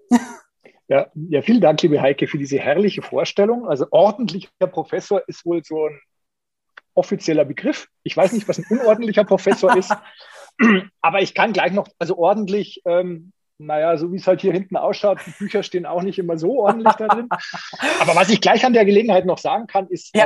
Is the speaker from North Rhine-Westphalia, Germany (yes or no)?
no; Munich, Bavaria, Germany; Ich bin ja Münchner